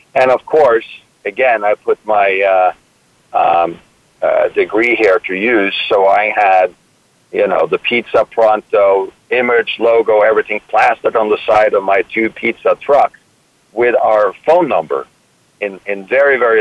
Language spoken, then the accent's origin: English; Norway; moved away as an adult; also born or lived in Copenhagen, Denmark; now in New York, United States; I was born in New York, Norwegian parents, moved back to Norway at age 3, so it's not like I have any type of real recollections of having lived in the United States. Grew up in Norway